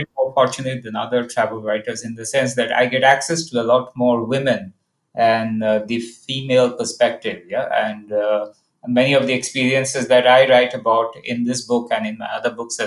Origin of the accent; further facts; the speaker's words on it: India; myself being Indian